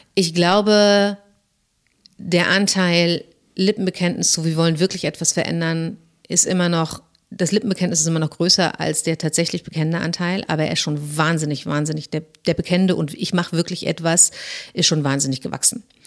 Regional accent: Germany; als Deutsche

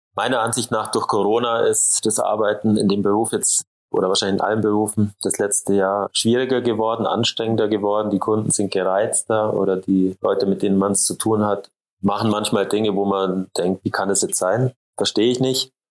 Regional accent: Allgäu, Bavaria, Germany; gar nicht so weit weg von dem Ort, wo ich aufgewachsen bin

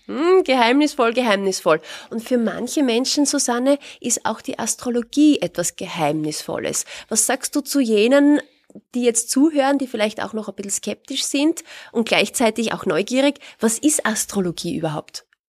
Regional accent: Austria; bei uns in Österreich

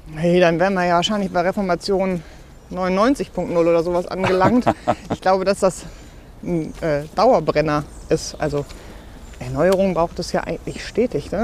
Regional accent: Bochum, North Rhine-Westphalia, Germany; ich bin natürlich kirchlich sozialisiert aufgewachsen in Bochum-Wattenscheid

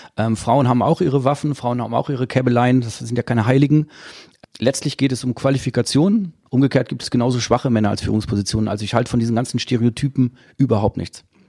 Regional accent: Dortmund, North Rhine-Westphalia, Germany; Ich komme aus Dortmund

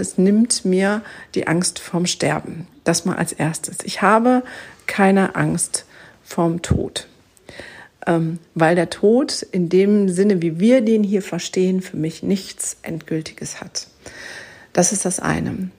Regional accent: Germany; bei uns in Deutschland

